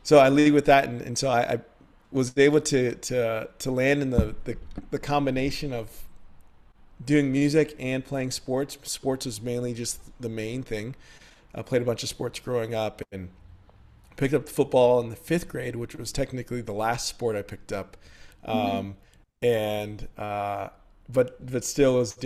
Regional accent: San Antonio, Texas, United States; moved away as an adult; also born or lived in Dallas, Texas / Houston, Texas; now in Nashville, United States; grew up in San Antonio, Texas

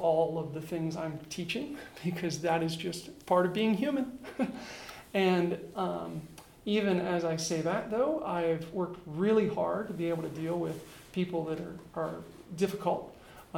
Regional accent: Pittsburgh, Pennsylvania, United States; moved away as an adult; also born or lived in Fairfield, California / Buffalo, New York / Beijing, China / Tucson, Arizona; I grew up near Pittsburgh, Pennsylvania.

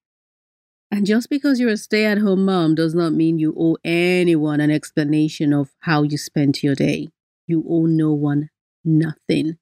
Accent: Nigeria; I'm Nigerian, so even though the instructions said 20 minutes, that Nigerian in me jumped out

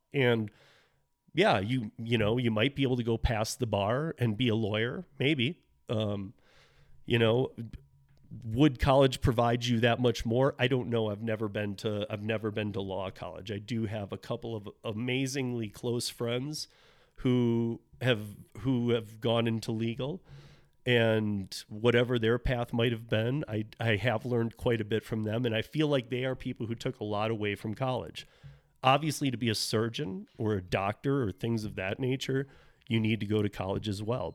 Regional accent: Michigan, United States; my home state of Michigan

